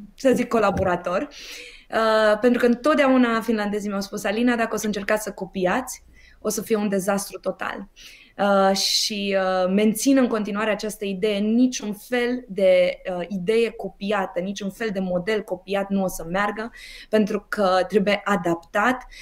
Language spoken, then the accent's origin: Romanian; Romania; sunt tare mândră că sunt româncă